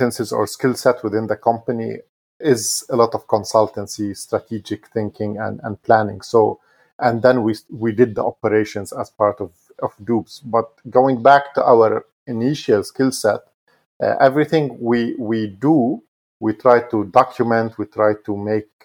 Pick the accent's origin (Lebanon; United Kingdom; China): Lebanon; Mount Lebanon; born or raised there; now in Dubai, United Arab Emirates